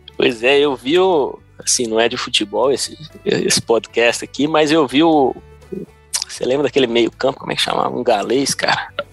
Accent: Brazil; also born or lived in Davis, California, United States; now in California, United States; quando eu tinha, um, sei lá, uns, uns 3, 4, 5 anos, a gente voltou para o Brasil

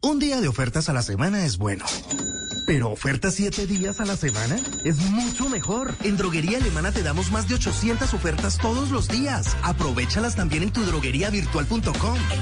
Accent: Cali, Valle del Cauca, Colombia; como caleños

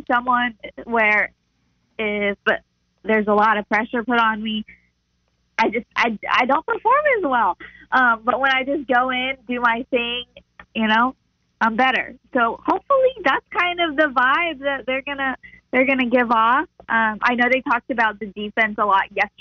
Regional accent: Oklahoma, United States; moved away as an adult; also born or lived in Colorado; now in North Carolina, United States; growing up in Oklahoma

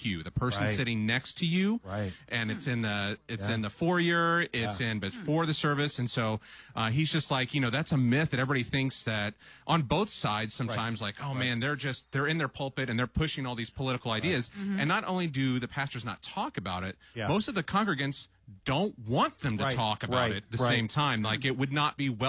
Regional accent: Salem, Illinois, United States; We grew up in Southern Illinois, Salem, Illinois.

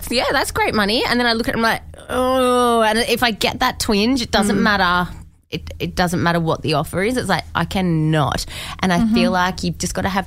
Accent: Perth, Western Australia, Australia; I grew up in Perth

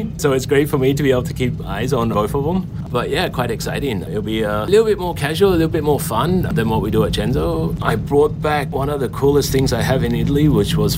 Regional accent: Australia; now in Singapore; Being Aussie

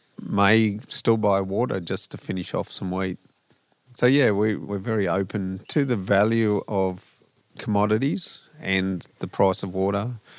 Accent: Tottenham, New South Wales, Australia; So we're originally from Tottenham in central New South Wales.

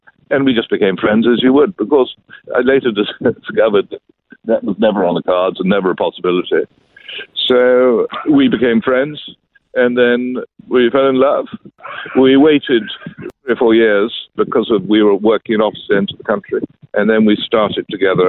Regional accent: London, United Kingdom; I grew up in London, England, and both my parents were wonderful followers of Jesus, and so I grew up in that environment and was very grateful for the heritage.

